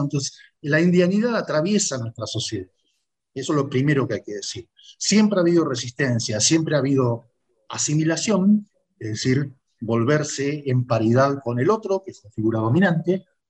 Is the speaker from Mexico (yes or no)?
no; Argentina; nosotros, argentinos